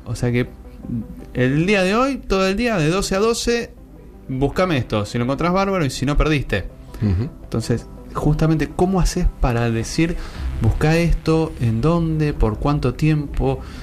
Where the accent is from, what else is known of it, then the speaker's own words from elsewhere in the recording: Buenos Aires, Argentina; somos de la Ciudad Autónoma de Buenos Aires